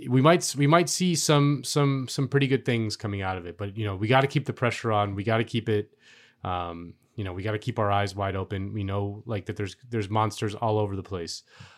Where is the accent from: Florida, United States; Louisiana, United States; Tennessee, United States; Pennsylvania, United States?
Florida, United States; Miami; look at Miami right now, man. People are fucking going crazy in my hometown.